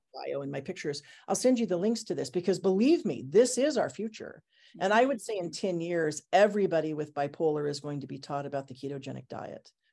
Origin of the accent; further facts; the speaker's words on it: Portland, Oregon, United States; also born or lived in Japan / Thailand; I'm from Portland, Oregon